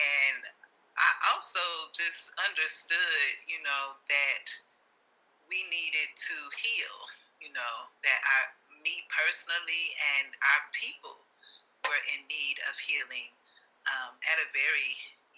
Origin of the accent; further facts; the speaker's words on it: Chicago, Illinois, United States; also born or lived in Virginia; I actually am from Chicago. I grew up in Chicago.